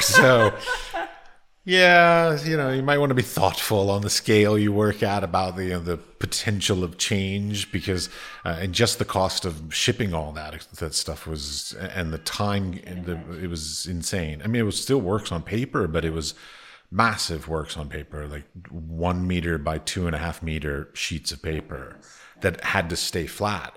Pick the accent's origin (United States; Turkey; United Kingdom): United States; moved away as an adult; now in Prague, Czech Republic; I come from America.